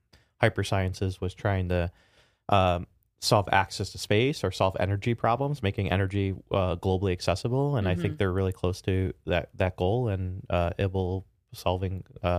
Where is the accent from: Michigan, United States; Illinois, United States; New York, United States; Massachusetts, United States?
Illinois, United States; Chicago; Chicago. So I grew up in the south side of Chicago and had a phenomenal family.